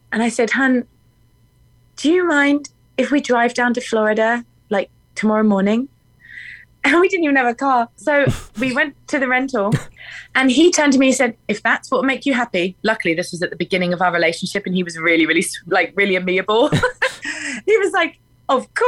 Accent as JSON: {"language": "English", "region": "England", "country": "United Kingdom", "moved": "as an adult", "lives_now": "Nashville, United States", "said": "I am English"}